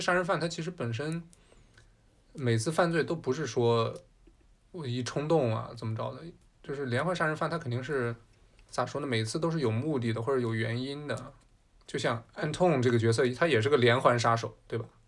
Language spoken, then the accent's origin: Chinese; China; 身为中国人，咱们这个年纪二十多岁无法理解